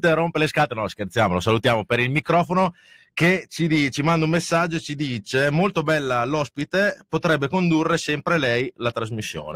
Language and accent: Italian; Reggio Emilia, Emilia-Romagna, Italy; siamo tutti di Reggio, quindi sappiamo dove abitiamo